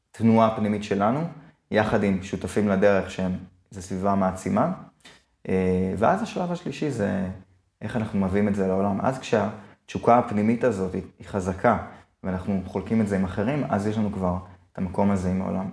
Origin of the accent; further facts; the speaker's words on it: Israel; אני ישראלי